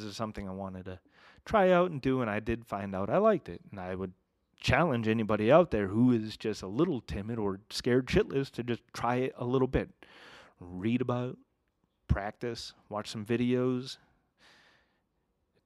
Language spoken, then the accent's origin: English; Massachusetts, United States; now in Ogden, United States; I grew up in New England